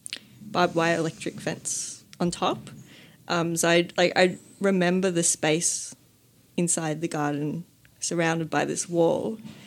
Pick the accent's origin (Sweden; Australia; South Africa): South Africa; Johannesburg, Gauteng; So it would have to be the first house that I grew up in Johannesburg, South Africa.